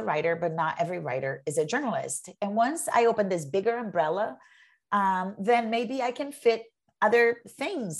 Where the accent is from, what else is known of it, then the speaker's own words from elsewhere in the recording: Brazil; moved away as an adult; also born or lived in New York, United States / Massachusetts, United States; now in United States; I'm an immigrant. I'm from Brazil and I came here as an adult.